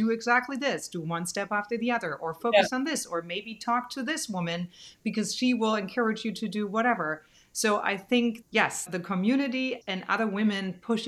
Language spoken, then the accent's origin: English; Germany; now in United States; we're both from Germany.